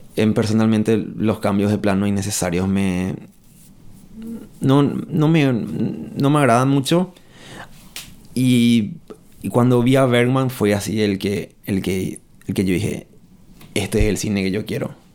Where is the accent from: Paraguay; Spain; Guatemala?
Paraguay; moved away as an adult; yo me fui del Paraguay en el 2010. Y volví en el 2017